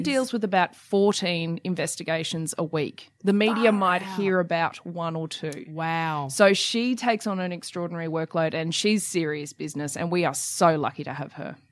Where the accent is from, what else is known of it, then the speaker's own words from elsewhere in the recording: Queensland, Australia; I'm a Queenslander